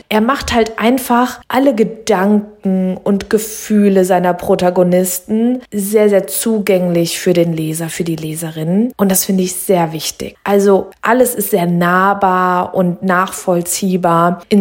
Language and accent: German; Main-Kinzig-Kreis, Hesse, Germany; dieser Roman spielt hier in meiner Heimat und ich liebe es sehr.